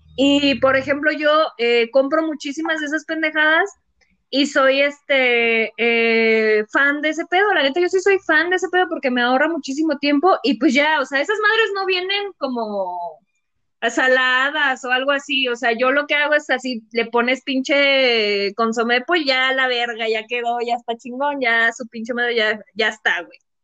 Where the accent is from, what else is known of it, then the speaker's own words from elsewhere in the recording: Mexico; salí defectuosa como mexicana